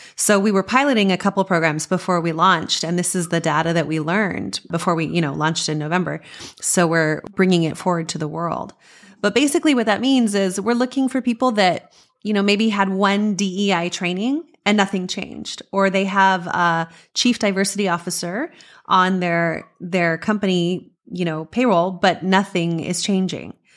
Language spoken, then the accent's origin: English; Las Cruces, New Mexico, United States; I grew up in Las Cruces, New Mexico